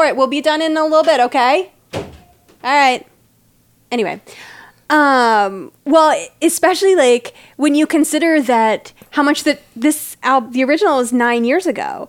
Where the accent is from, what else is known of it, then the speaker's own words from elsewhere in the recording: Tennessee, United States; moved away as an adult; also born or lived in Indiana; I grew up in Tennessee